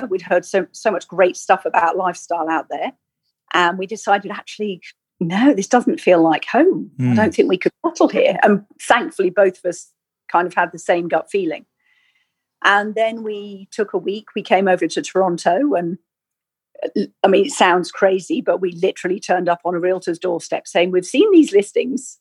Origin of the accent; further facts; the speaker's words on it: Weybridge, South East England, United Kingdom; moved away as an adult; also born or lived in Sheffield / London / Sweden; now in Canada; I was raised in England, down in Surrey, lived in Weybridge for pretty much all my life